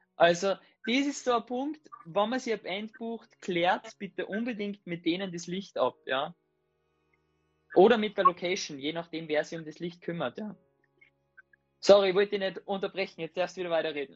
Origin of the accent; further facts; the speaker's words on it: Salzburg, Austria; eine Panzerhalle bei uns in Salzburg